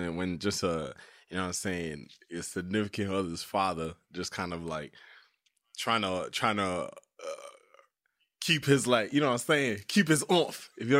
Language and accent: English; Canada; I'm Canadian